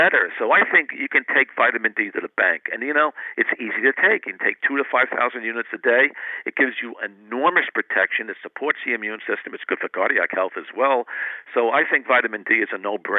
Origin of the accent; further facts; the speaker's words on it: New England, United States; I grew up in the New England area